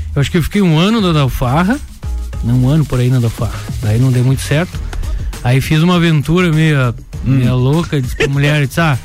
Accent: São José do Cerrito, Santa Catarina, Brazil; moved away as an adult; also born or lived in Timbó; now in Lages, Brazil; Eu sou, sou caruense. Nascido em São José de Serrito

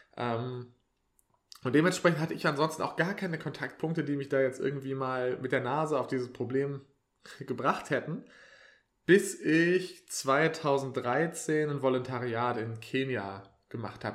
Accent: Swabia, Baden-Württemberg, Germany; moved away; ich bin ja eigentlich äh, aus dem Schwabenland

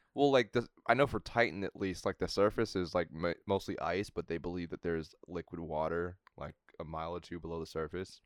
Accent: United States; growing up in America

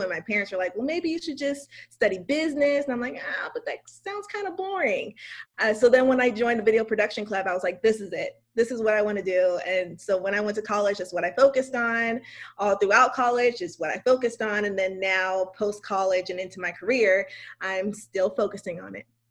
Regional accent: West Covina, California, United States; I am from West Covina, California, which is right outside of Los Angeles.

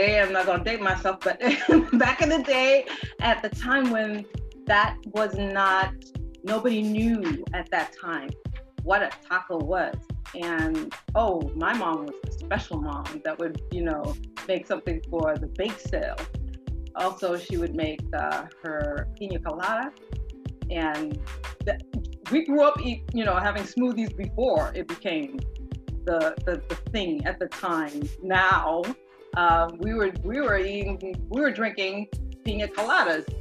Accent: Boston, Massachusetts, United States; also born or lived in Honduras / Cambridge, Massachusetts; I was born in Honduras. I came here when I was really young. I was about 3-4, around that age. And I grew up in Boston

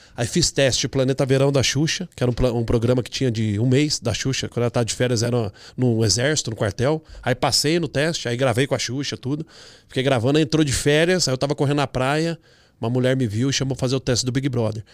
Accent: Campinas, São Paulo, Brazil; moved away as an adult; also born or lived in Porto Seguro; now in United States; Nasci em Campinas

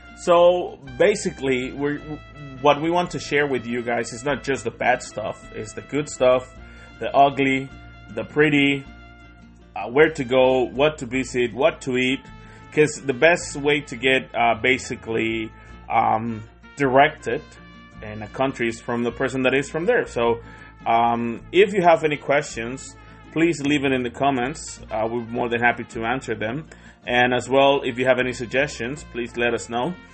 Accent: Tonalá, Jalisco, Mexico; English is a second language; now in New Zealand; I'm from a city called Guadalajara. Now, this see, well, I'm actually from Tonalá

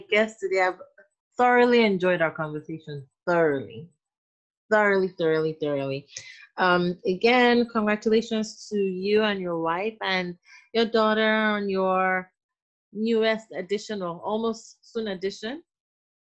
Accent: Port Harcourt, Rivers State, Nigeria; I grew up in Port Harcourt.

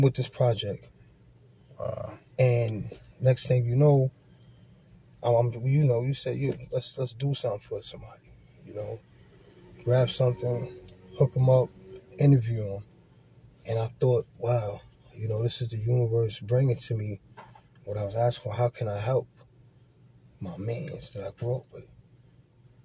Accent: New York City, New York, United States; I grew up out in Farrakway, born and raised

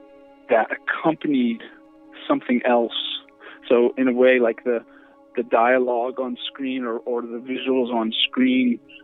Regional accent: Virginia, United States; moved away as an adult; also born or lived in New York City; now in Los Angeles, United States; Well, I grew up in Virginia. And then I moved to New York City to go to NYU, and I was there for many years.

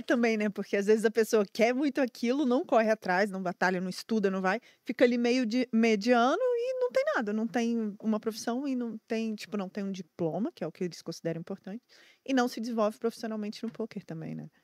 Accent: Brasília, Federal District, Brazil; eu também sou de Brasília

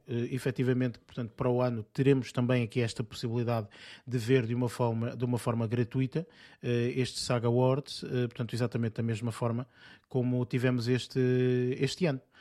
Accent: Portugal; nós temos às vezes portugueses

